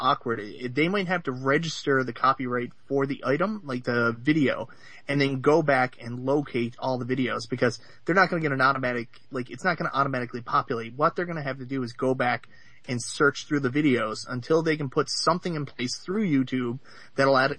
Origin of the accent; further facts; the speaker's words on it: Canada; I'm from Canada